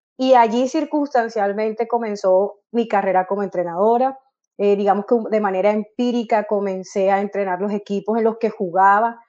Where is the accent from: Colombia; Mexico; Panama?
Colombia; now in Germany; mi familia en Colombia, porque soy colombiana